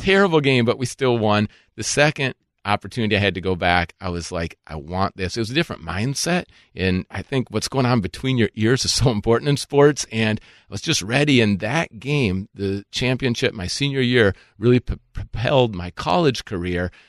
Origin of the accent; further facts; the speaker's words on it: Minnesota, United States; I grew up in Minnesota